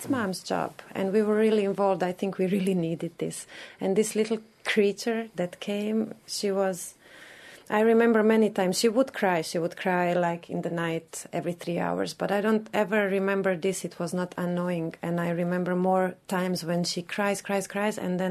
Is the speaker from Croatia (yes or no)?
yes; Croatia; also born or lived in Bosnia and Herzegovina; now in Dublin, Ireland; I'm 31 and I come from Croatia